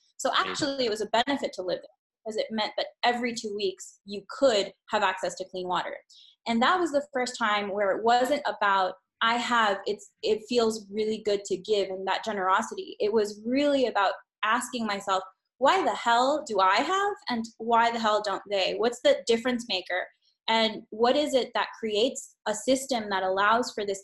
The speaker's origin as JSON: {"language": "English", "country": "Honduras", "tie": "born or raised there", "said": "I grew up in Honduras."}